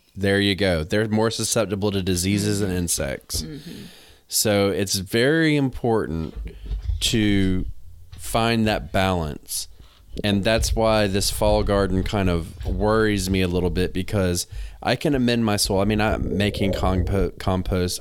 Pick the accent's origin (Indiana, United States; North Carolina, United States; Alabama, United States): North Carolina, United States; moved away as an adult; now in New England, United States; I'm from North Carolina